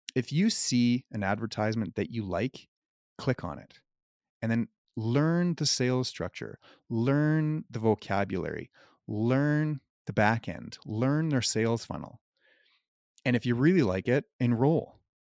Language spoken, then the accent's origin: English; Canada; also born or lived in Cayman Islands; I'm from Canada